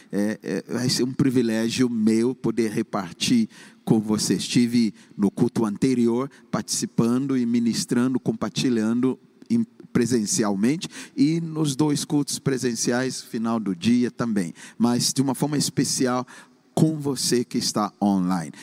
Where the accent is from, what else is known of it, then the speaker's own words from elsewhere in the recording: Ghana; moved away as an adult; cursando engenharia química no país de Gana, na minha terra natal, onde eu nasci.